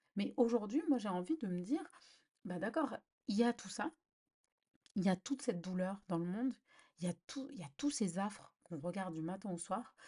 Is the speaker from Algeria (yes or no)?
yes; Algeria; en tant qu'Algérienne